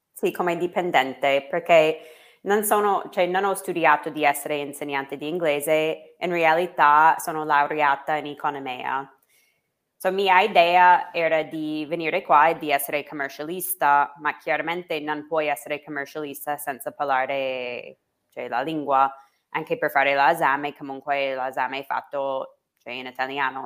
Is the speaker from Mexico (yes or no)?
no; United States; Italian is a second language; moved away as an adult; now in Italy